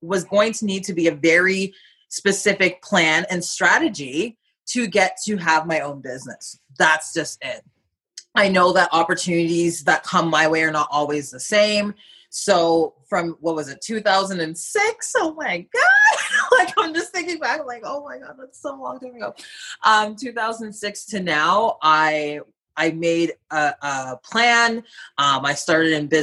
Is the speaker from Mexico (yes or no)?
no; Ontario, Canada; moved away; I'm originally from Ontario. I still have a home there.